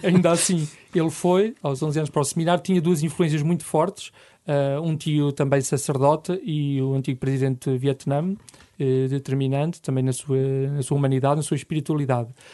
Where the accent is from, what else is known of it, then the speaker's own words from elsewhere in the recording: Lamego, Norte, Portugal; moved away as an adult; also born or lived in Lisbon / Caparica / Setúbal; Sou natural de Lamego, onde nasci e cresci aos pés da Senhora dos Remédios